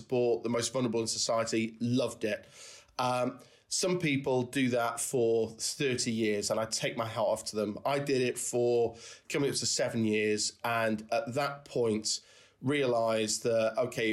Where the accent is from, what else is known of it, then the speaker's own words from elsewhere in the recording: the Wirral, North West England, United Kingdom; I grew up in the Wirral, and going shopping to Birkenhead